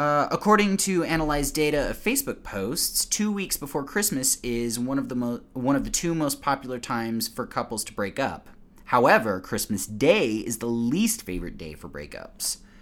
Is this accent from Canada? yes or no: no; United States; as an American